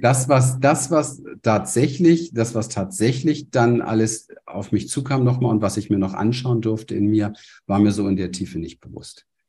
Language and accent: German; Berlin, Germany; moved away as an adult; now in Panama; ich komme aus der Gosse von Berlin, aus dem Hinterhof